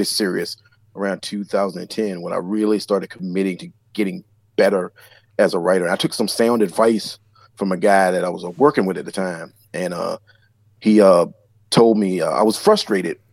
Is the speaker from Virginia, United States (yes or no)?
yes; Southeastern Virginia, United States; I grew up in Southern Virginia, Southeastern Virginia, and near the Chesapeake Bay.